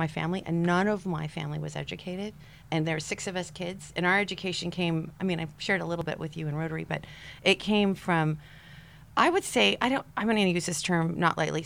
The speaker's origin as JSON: {"language": "English", "town": "King City", "region": "California", "country": "United States", "tie": "born or raised there", "said": "I grew up in King City, Monterey County, farmer, fifth generation Californian."}